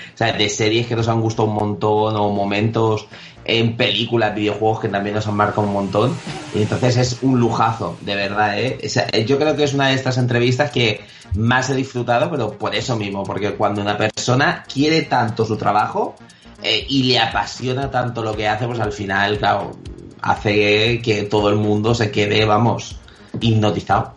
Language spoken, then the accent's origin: Spanish; Elche, Valencian Community, Spain; la gente del Chen nos tenemos que apoyar sí y al final ilicitanos es una cosa, eh, estamos por todo el mundo